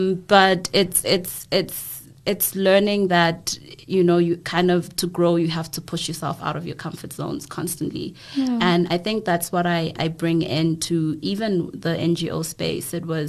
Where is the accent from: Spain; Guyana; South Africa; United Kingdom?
South Africa; KwaMashu, KwaZulu-Natal; being raised in a very Western sort of setting, when originally I'm from Guamashu, and like the clash and the push and pull between those two spaces